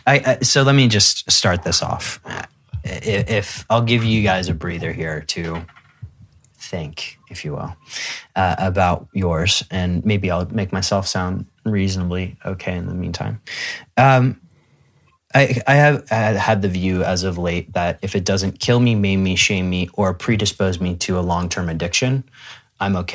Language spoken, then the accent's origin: English; Midwest, United States; I grew up in the Midwest in the United States